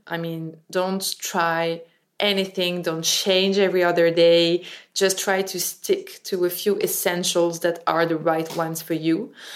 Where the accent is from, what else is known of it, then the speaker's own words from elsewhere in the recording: Paris, Île-de-France, France; English is a second language; I was raised and born in Paris.